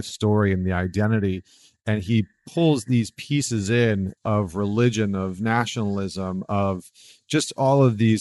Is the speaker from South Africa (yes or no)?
no; Northern Alberta, Canada; also born or lived in New York; now in United States; I grew up in Northern Alberta